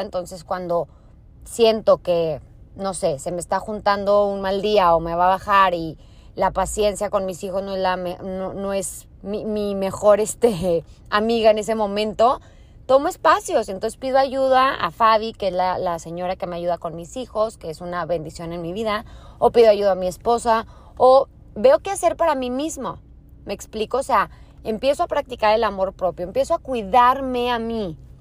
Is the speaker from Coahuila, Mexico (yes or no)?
yes; Torreón, Coahuila, Mexico; moved away as an adult; Soy de Torreón, Coahuila